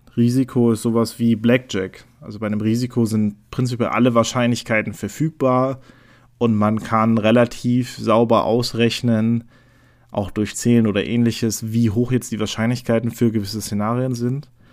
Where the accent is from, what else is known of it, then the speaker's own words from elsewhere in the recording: Neuruppin, Brandenburg, Germany; also born or lived in West Berlin; geboren bin ich in Neuruppin